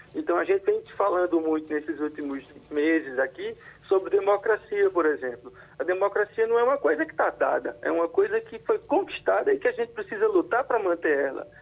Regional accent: Brazil; eu continuo sendo brasileiro

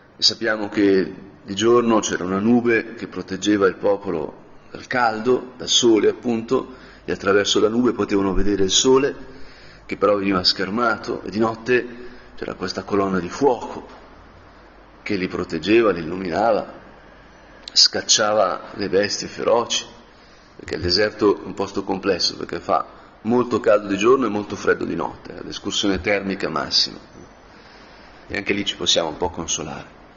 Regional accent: Como, Lombardy, Italy; sono di Como

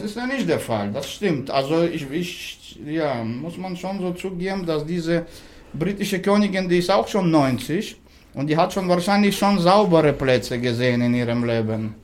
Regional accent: Nalchik, Kabardino-Balkaria, Russia; born or raised there; now in Berlin, Germany

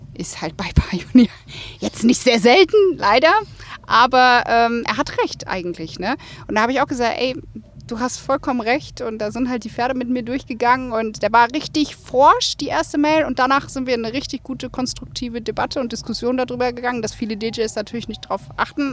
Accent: Rhine-Main, Germany; Ich bin ja gebürtig aus Rhein-Main

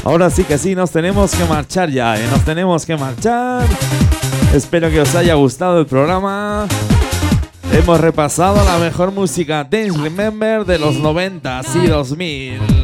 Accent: Gelsa, Aragon, Spain; mi pueblo, en Gelsa

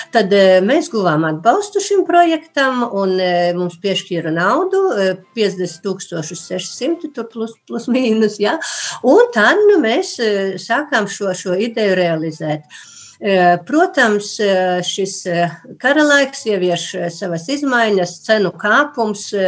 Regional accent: Līksna, Augšdaugava Municipality, Latvia; es esmu kristīta Līksnes baznīcā

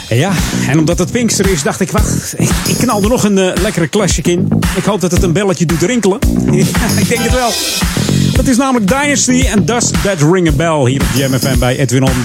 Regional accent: Hilversum, North Holland, Netherlands; Ik ben geboren in Hilversum

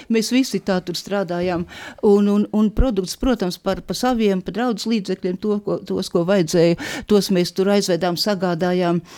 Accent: Dundaga, Dundaga Municipality, Latvia; born or raised there; also born or lived in Kolka

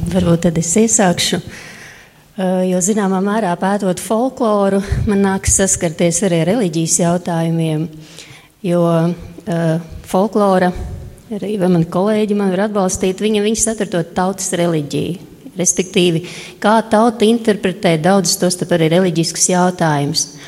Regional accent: Rēzekne, Latgale, Latvia; es nāku no Reizeknes.

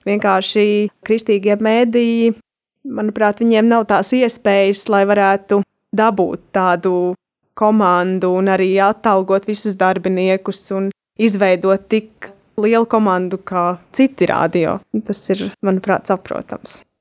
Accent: Bruknas, Bauska Municipality, Latvia; es pati esmu no Brūknas

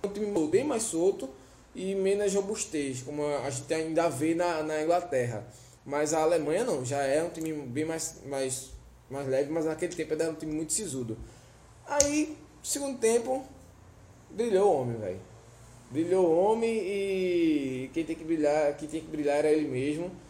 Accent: Olinda, Pernambuco, Brazil; Lá na Rua C, no Guadalupe, em Olinda, ah, onde eu fui criado.

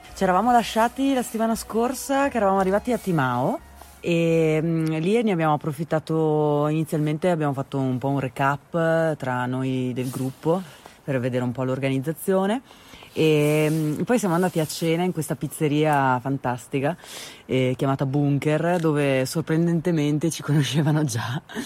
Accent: Veneto, Italy; è la mia terra di origine

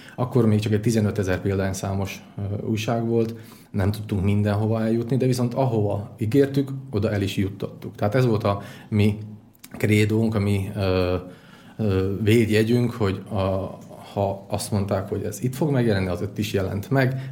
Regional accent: Tiszacsernyő, Košice Region, Slovakia; moved away as an adult; also born or lived in Kráľovský Chlmec, Slovakia; now in Dunajská Streda, Slovakia; 23 évig éltem, eh, Tiszacsenőben Királyhámecen születtem

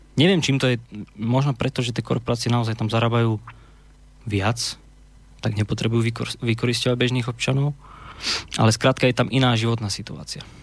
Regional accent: Slovakia; moved away as an adult; now in England; teraz mám 27 rokov, odišiel som zo Slovenska, keď som mal 18

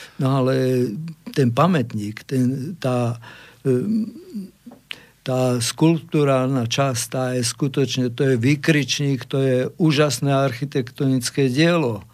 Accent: Banská Bystrica, Banská Bystrica Region, Slovakia; Slovák som hrdý na Slovenské národné povstanie a ako Bystričan duplom

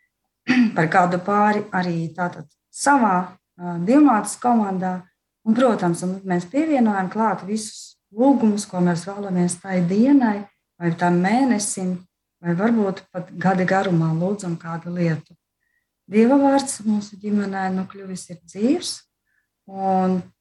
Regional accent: Līvāni, Latgale, Latvia; mēs esam no Latgales, no Līvāniem

